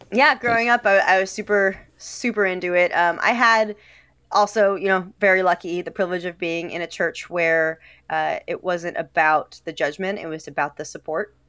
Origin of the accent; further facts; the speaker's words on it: Detroit, Michigan, United States; moved away as an adult; now in Washington, D.C., United States; I'm from Detroit originally